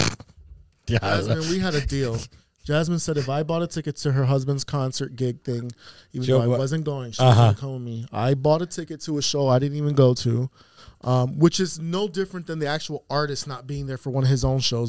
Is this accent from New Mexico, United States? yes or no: no; New York City, New York, United States; now in Western Massachusetts, United States; a small, intimate gig in Brooklyn in my hometown.